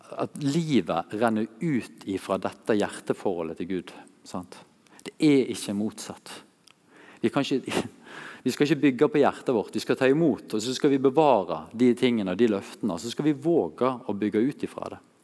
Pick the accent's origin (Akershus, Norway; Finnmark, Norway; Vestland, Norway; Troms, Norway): Vestland, Norway; Masfjorden; her er vi hjemme i stua der jeg vokste opp, i Massfjorden.